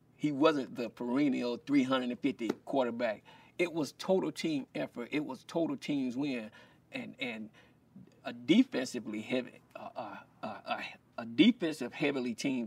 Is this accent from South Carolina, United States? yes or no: yes; Columbia, South Carolina, United States; growing up in Columbia, South Carolina